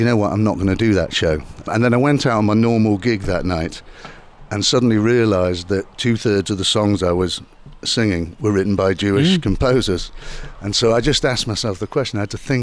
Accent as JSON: {"language": "English", "town": "Manchester", "region": "North West England", "country": "United Kingdom", "said": "I come from Manchester and still live in Manchester."}